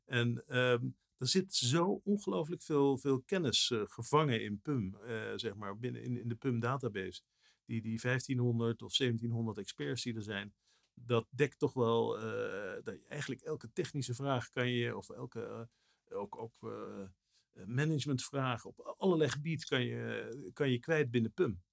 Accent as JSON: {"language": "Dutch", "country": "Netherlands", "said": "als Nederlanders"}